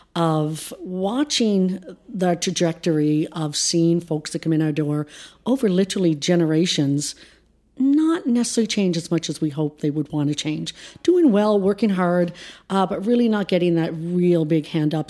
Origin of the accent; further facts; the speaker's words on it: Prince Edward Island, Canada; we grew up in rural P E I, which by all means was a fantastic, phenomenal place to grow up